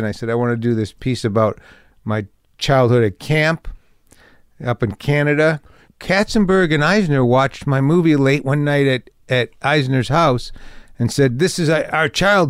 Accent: Detroit, Michigan, United States; Which was me and my friends growing up in Detroit and LA, in Detroit in the late, early 70s, getting into some trouble.

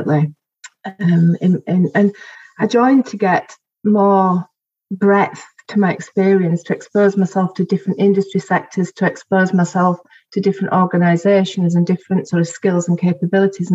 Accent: Bradford/Bingley, Yorkshire and the Humber, United Kingdom

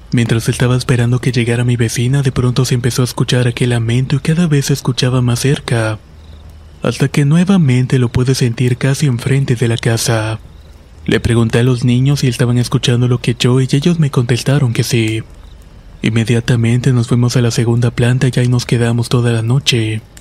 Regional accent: Aibonito, Puerto Rico; soy de Ibonito, Puerto Rico.

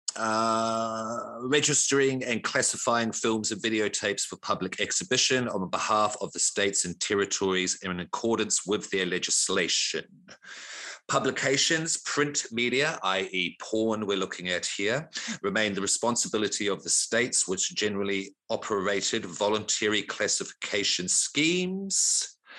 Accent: New Zealand; moved away as an adult; now in Australia; I grew up in New Zealand, born in Australia, Grew up in New Zealand until I was about 33. I'm 44 now, been here about 10 years

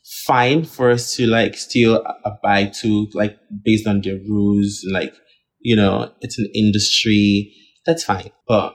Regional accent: Nigeria; Like snakes that we never even try to like do in as a Nigerian person, because we see that as like a serpent

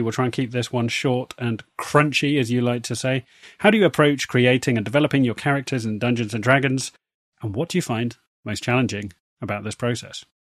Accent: United Kingdom; accent: posh British; our very posh British accents

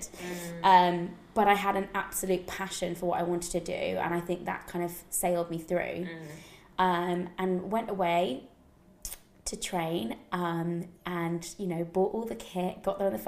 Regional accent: United Kingdom; I grew up just outside of London

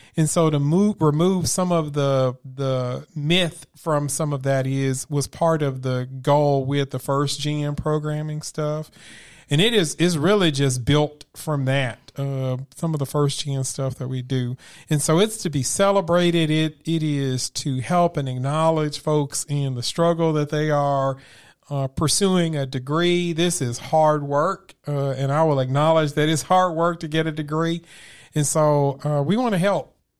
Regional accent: Memphis, Tennessee, United States; grew up where I grew up in Memphis in a single parent household

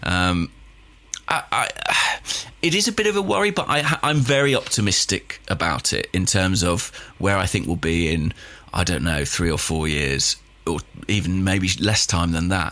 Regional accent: England, United Kingdom; I'm English

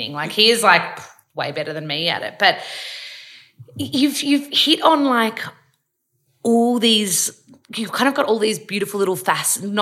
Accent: Melbourne, Victoria, Australia; also born or lived in Gold Coast, Queensland; I'm a Melburnian, but I lived on the Goldie

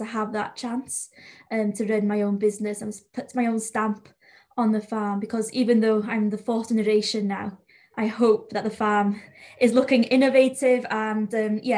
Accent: North Wales, United Kingdom; accent: North Wales Welsh accent; first language Welsh; English is a second language; up in North Wales, I don't know if you can tell, but the accent is very different to South Wales

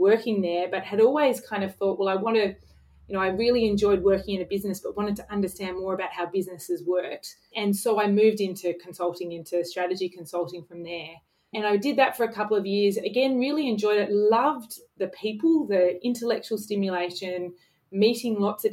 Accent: Sydney, New South Wales, Australia; also born or lived in London; I grew up in Sydney and have kind of lived around different parts of Sydney

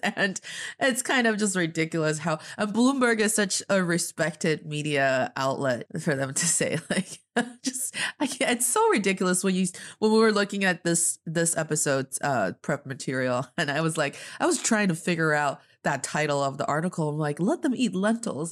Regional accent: Northeast China, China; now in Beijing, China

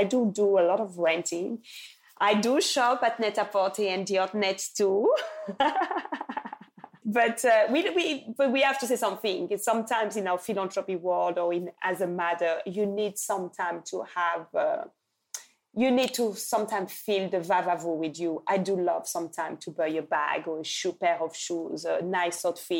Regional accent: Lubumbashi, Haut-Katanga, DR Congo; when I went to Lubumbashi in my hometown where I was born in Congo, they told me

